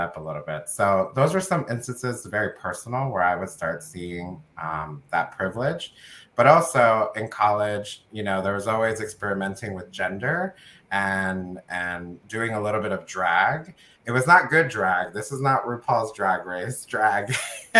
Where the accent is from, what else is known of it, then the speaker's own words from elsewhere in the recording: United States; my family is from El Salvador. I was born in the United States